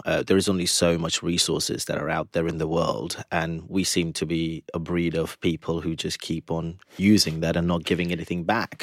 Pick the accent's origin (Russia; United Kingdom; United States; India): India; being Indian again, being vegetarian from birth